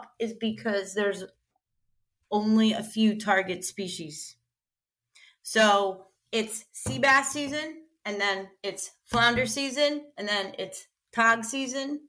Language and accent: English; Avalon, New Jersey, United States; I grew up in Avalon, New Jersey, near Cape May